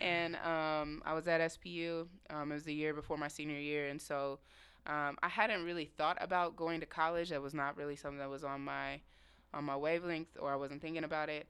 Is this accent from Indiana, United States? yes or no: yes; Indianapolis, Indiana, United States; moved away as an adult; now in Seattle, United States; born and raised in Indianapolis, Indiana